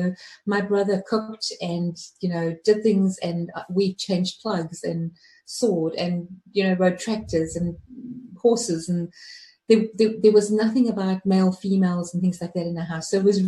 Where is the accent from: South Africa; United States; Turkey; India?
South Africa; Johannesburg, Gauteng; Well, the time when I was in South Africa growing up, it was beautiful.